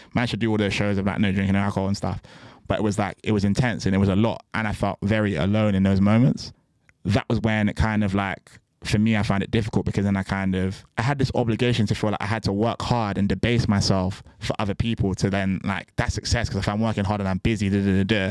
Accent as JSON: {"language": "English", "town": "Bristol", "region": "South West England", "country": "United Kingdom", "moved": "yes", "said": "I'm from Bristol originally"}